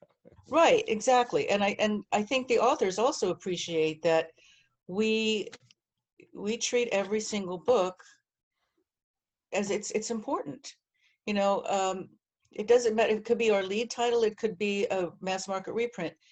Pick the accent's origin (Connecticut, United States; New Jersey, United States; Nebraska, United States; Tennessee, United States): New Jersey, United States; also born or lived in Miami, Florida; now in New York, United States; I'm from New Jersey